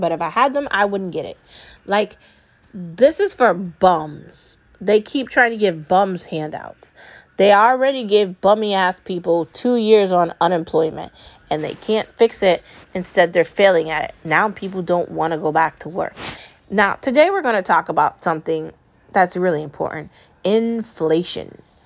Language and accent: English; United States; I'm an American. My mom's an American